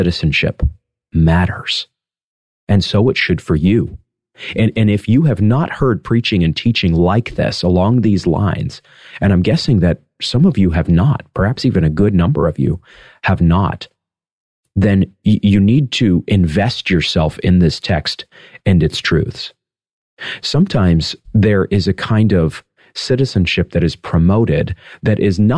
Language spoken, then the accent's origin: English; United States; in my own country here, as an American citizen